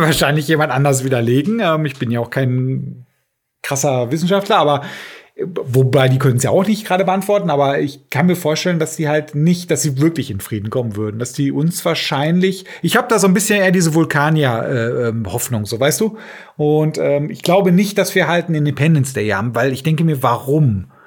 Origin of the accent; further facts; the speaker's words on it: Germany; wir sind ja Deutsche